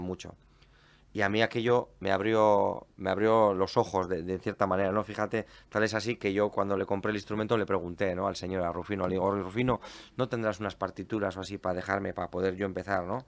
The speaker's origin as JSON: {"language": "Spanish", "town": "Portugalete", "region": "Basque Country", "country": "Spain", "said": "yo soy de Portugalete"}